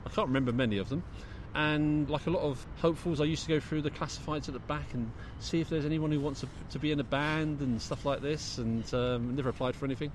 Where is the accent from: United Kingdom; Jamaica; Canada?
United Kingdom; London; we're blokes from the Big Smoke